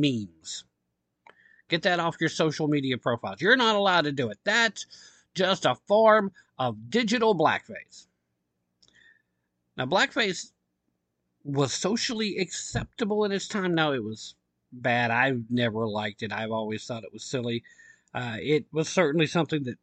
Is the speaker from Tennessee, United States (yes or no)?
yes; Tennessee, United States; Tennessee, my home state, love it here